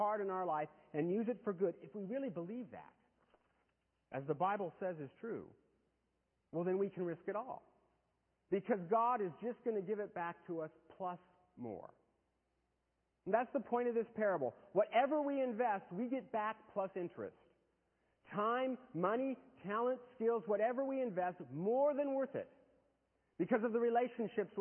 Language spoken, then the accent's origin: English; United States; I was born in America to good parents